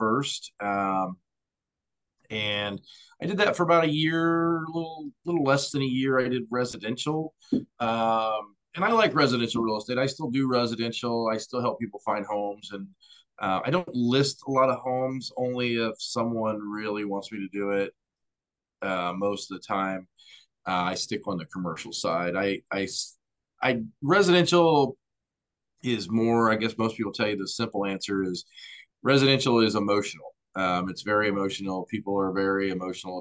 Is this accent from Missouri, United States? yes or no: yes; Missouri, United States; moved away as an adult; also born or lived in Florida; I grew up in Missouri, moved away. I joined the Coast Guard out of high school